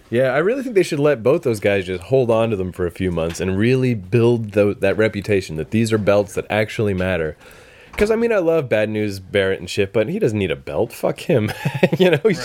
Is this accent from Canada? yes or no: yes; Canada; when I was a kid, I actually wished I had been born in America. I was like, I can't believe I'm Canadian